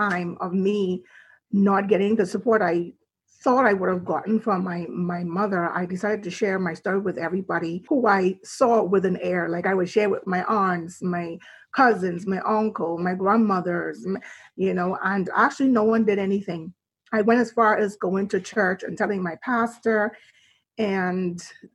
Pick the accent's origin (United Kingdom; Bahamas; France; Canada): Bahamas; Nassau, New Providence; I was born and raised in Nassau, Bahamas